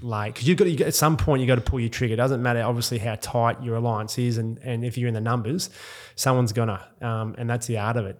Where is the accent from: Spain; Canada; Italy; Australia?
Australia; Perth, Western Australia; also born or lived in Mount Isa, Queensland; I grew up in grew up in Perth